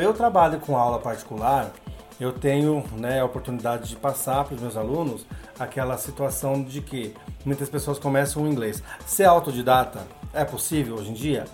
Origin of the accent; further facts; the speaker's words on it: Brazil; first language Portuguese; ter sido o único brasileiro no meio deles